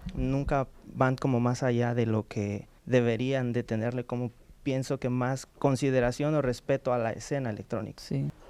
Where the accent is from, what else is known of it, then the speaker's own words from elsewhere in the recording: Mexico City, Mexico; yo soy ah, originario de la Ciudad de México